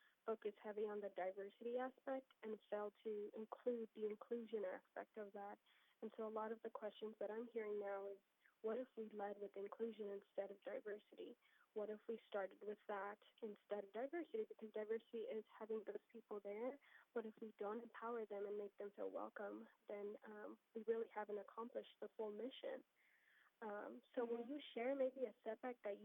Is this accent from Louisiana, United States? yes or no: no; Texas, United States; I come from Texas